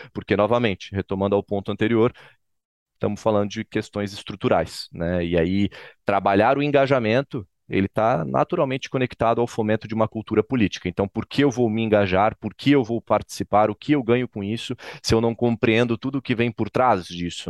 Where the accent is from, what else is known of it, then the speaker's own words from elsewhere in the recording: Florianópolis, Santa Catarina, Brazil; Florianópolis, Santa Catarina, que é onde eu nasci, fui criado